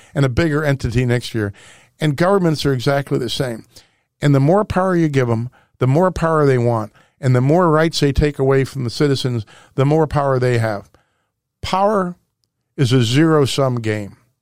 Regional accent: Webster Groves, Missouri, United States; born or raised there

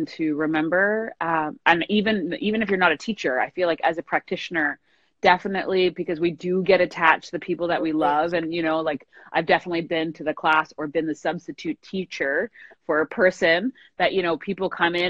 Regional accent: New York, United States; moved away; I'm from New York, so I used to practice a lot, obviously, there

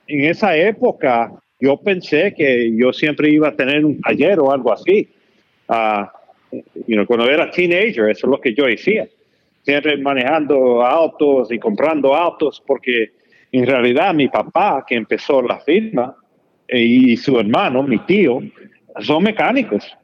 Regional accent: Dominican Republic; no crecimos you know, jugando pelota, porque somos dominicanos

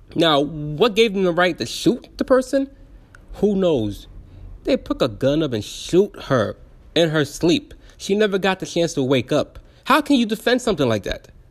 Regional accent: United States; I'm American

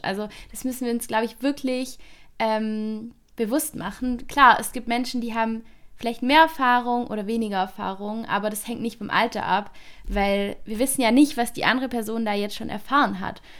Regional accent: near Stuttgart, Baden-Württemberg, Germany; accent: Swabian/Baden-Württemberg dialect; ich komme aus Baden-Württemberg, aus der Nähe von Stuttgart, also zwischen Stuttgart und Bodensee. Ähm, ist jeweils so eine Stunde weg von mir und das hört man auch in meinem Dialekt

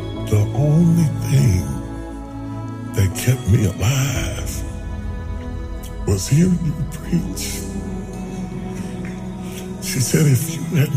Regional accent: West Virginia, United States; I'm a country boy. I'm from West Virginia

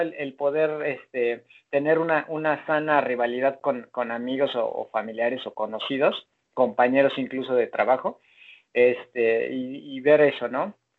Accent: Mexico; yo nací en México

